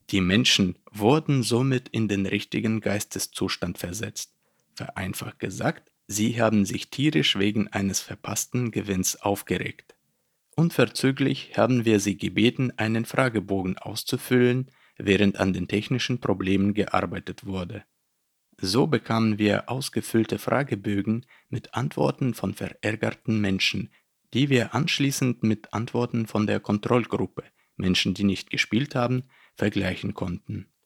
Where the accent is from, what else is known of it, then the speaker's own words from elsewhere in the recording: Berlin, Germany; Und wie es sich für einen Ärgerer ziemt, komme ich natürlich aus Berlin.